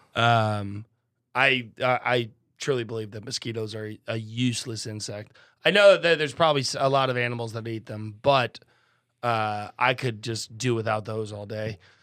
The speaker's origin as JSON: {"language": "English", "region": "Midwest", "country": "United States", "tie": "born or raised there", "said": "growing up in the Midwest"}